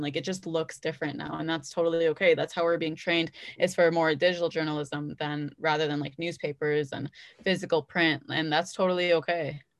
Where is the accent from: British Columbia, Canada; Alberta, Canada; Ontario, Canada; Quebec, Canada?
Ontario, Canada; Brampton; I was born and raised in Brampton